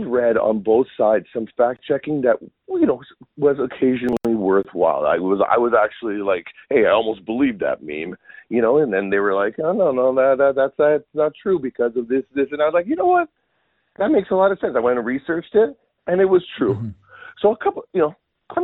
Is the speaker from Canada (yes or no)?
yes; Canada; as a Canadian